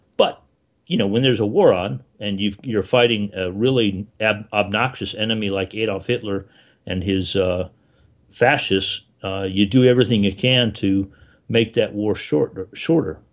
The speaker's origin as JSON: {"language": "English", "region": "South Florida", "country": "United States", "tie": "born or raised there", "said": "I grew up in South Florida"}